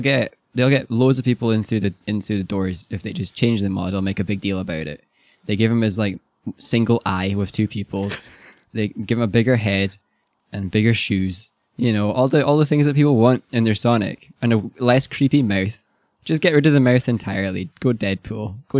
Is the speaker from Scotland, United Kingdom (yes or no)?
yes; Scotland, United Kingdom; So we're Scottish, we don't know.